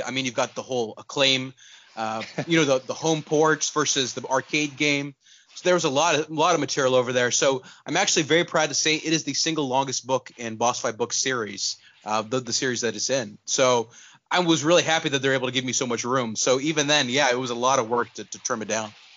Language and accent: English; Pakistan; moved away; also born or lived in Texas; I was born in Texas, but I grew up in Pakistan